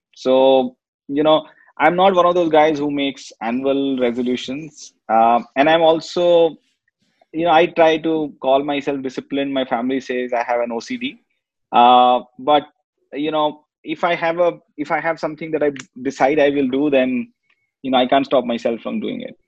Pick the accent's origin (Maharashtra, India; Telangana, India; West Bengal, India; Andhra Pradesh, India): West Bengal, India; Kolkata; born and brought up in Calcutta